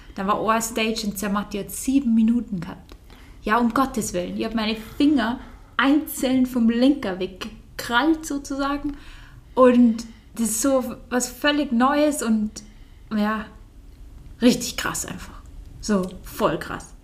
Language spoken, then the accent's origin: German; Bavaria, Germany; hier in Bayern auf der Welt, also so aufgewachsen zu sein.